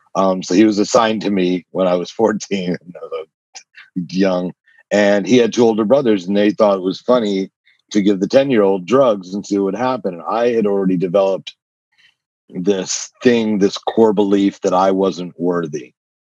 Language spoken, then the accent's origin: English; New Jersey, United States; also born or lived in New York / Connecticut; So I was made in New York, but I was born in New Jersey, raised in New York, New Jersey, Connecticut, three states, 9 schools, 12 years before I graduated high school.